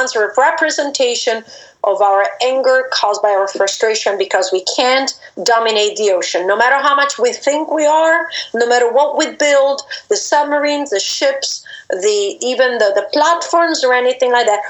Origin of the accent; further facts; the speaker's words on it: DR Congo; So I grew up in the Congo, and we kept spiders around.